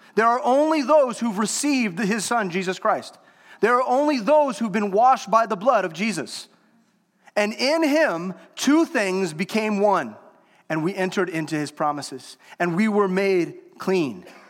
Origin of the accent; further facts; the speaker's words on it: United States; I was born in America